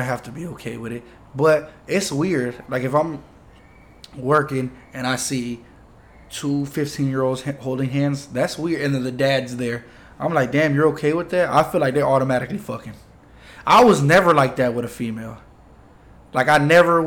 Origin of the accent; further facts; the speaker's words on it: Florida, United States; also born or lived in New York; We're from Florida.